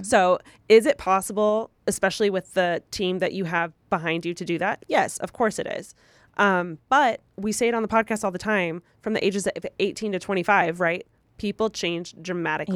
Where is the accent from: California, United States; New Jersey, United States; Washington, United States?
California, United States; Moreno Valley; also from Moreno Valley